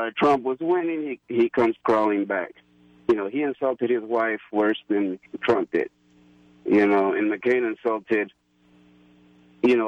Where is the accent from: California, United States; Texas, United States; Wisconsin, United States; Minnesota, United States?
Texas, United States; I'm from Texas